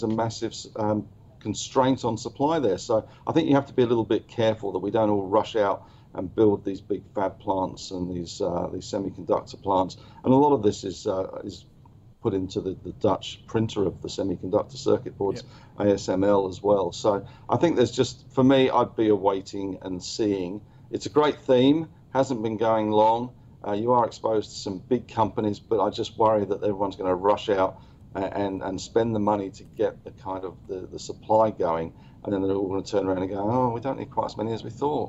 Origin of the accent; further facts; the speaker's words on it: London, United Kingdom; now in New South Wales, Australia; I'm a POM. I'm a Londoner.